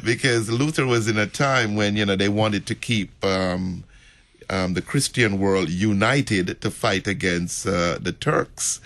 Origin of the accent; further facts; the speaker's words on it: Jamaica; moved away; I'm from Jamaica